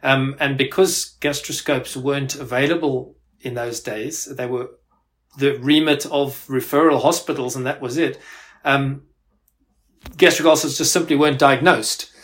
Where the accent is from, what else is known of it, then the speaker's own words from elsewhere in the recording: South Africa; moved away as an adult; also born or lived in Pretoria, South Africa / Glasgow, United Kingdom; now in United Kingdom; I actually uh, grew up in South Africa. Uh, you might you might be able to pick that up from my accent